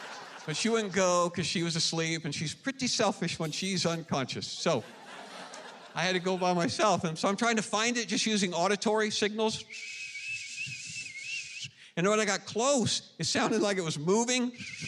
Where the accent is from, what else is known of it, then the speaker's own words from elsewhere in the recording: Flippin, Arkansas, United States; I'm from Flippin', Arkansas. Family and I are at the Flippin' Church of Christ every Sunday morning. Graduated from Flippin' High School.